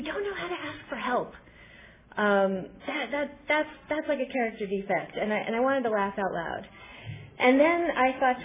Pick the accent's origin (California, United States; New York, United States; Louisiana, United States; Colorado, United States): New York, United States; Albany; now in Los Angeles, United States; I live in LA right now, and I'm from Albany, New York